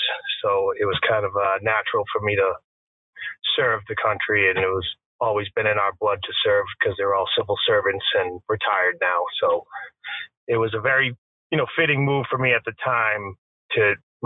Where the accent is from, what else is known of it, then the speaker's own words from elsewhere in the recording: Wakefield, Massachusetts, United States; I was born and raised in Wakefield, Massachusetts.